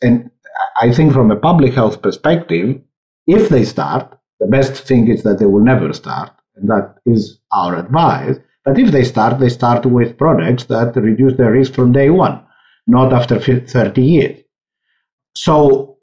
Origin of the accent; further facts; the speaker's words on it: Greece; moved away; I come from Greece